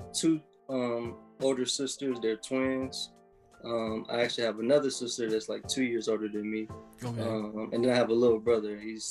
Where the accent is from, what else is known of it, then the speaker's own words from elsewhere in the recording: St. Louis, Missouri, United States; born there; So I was born in St. Louis, Missouri, but that's a place that a lot of people don't make it out, you know.